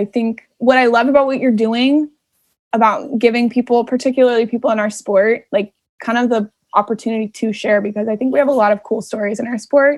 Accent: right outside of Anaheim, California, United States; moved away as an adult; I grew up right outside of Anaheim

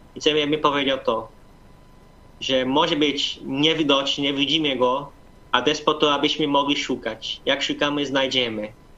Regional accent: Brazil; now in Poland; 4000 albo 5000 to jest u nas duży kościół

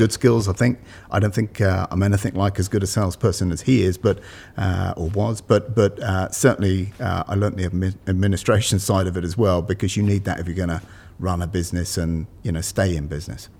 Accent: United Kingdom; moved away as an adult; also born or lived in London; now in Malvern, United Kingdom; I was born just outside London

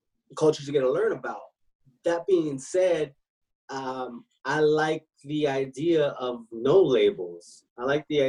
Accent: Los Angeles, California, United States; born in Los Angeles

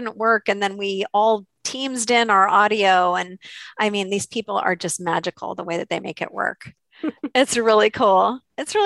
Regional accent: Santa Cruz, California, United States; I was working in a small office in my hometown in Santa Cruz, California.

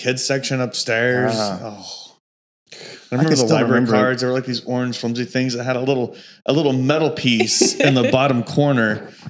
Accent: Shawnee, Oklahoma, United States; we grew up in Shawnee

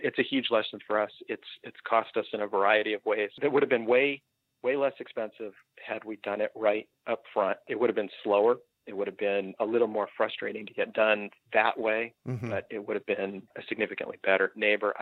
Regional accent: Phoenix, Arizona, United States; I was born and raised in Phoenix

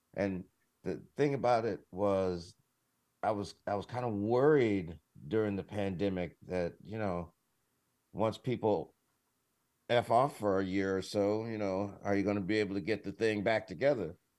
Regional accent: Detroit, Michigan, United States; moved away; I'm from Detroit

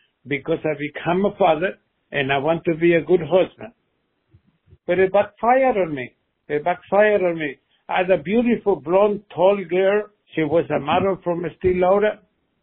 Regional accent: Argentina; English is a second language; moved away as an adult; now in Long Island, United States

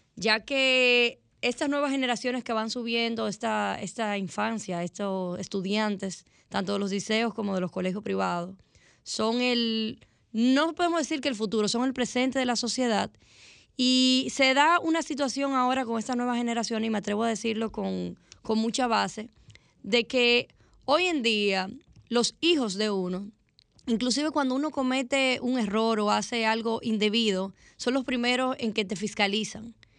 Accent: Dominican Republic

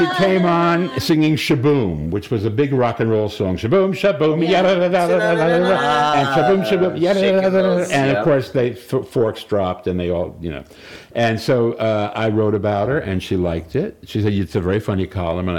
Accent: Paterson, New Jersey, United States; my hometown, Patterson, Jersey

